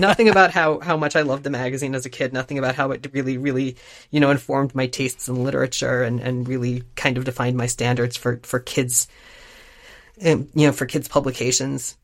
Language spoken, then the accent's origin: English; Florida, United States; we grew up in Florida